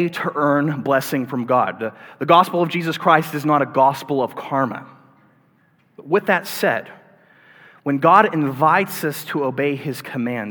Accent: the Bible Belt, United States; I grew up in the Bible Belt, and I grew up going to church from time to time

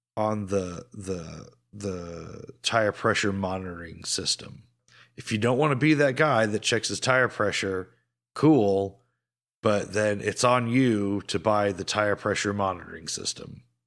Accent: United States; accent: American; we are British passport holders with American accents

